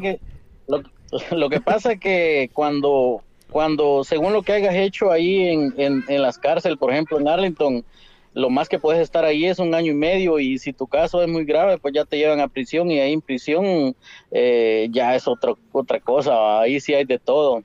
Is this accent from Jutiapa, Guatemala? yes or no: yes; Asunción Mita, Jutiapa, Guatemala; yo soy nacido en Asunción Mita, tengo familia en Asunción Mita por parte de mi papá